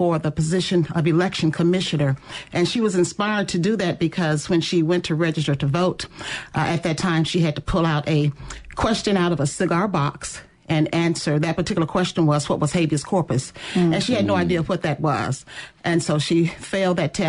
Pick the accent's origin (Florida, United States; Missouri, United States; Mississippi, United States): Mississippi, United States; Canton; moved away; also born or lived in Ohio; I'm from Canton